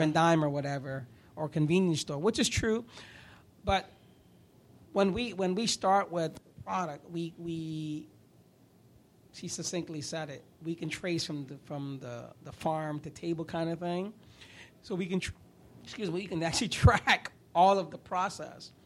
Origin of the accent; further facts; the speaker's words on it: New York, United States; now in Florida, United States; I grew up in New York